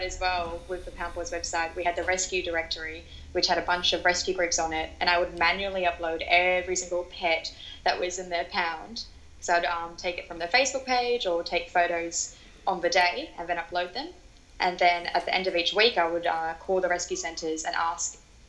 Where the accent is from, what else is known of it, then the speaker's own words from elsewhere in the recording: Sydney, New South Wales, Australia; born there; I wasn't born in New Zealand. I was born in Sydney, but my dad's work kind of had us traveling around a fair bit.